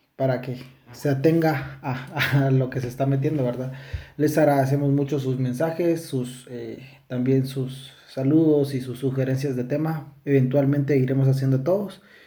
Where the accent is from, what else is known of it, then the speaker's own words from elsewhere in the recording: Guatemala; nosotros somos de Guatemala